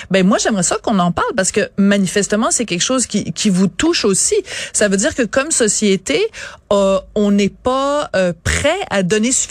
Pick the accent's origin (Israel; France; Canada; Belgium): Canada; Quebec City, Quebec; Moi, je viens de Québec.